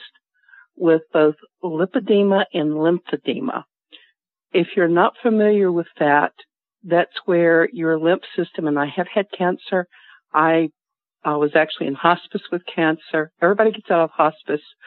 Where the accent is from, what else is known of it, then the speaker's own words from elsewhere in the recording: Asheville, North Carolina, United States; now in Salt Lake City, United States; I grew up in Asheville